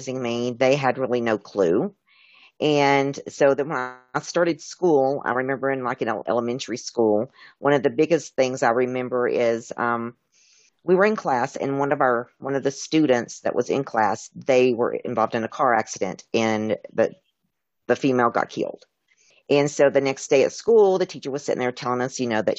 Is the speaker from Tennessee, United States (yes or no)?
yes; Tennessee, United States; I was raised in Tennessee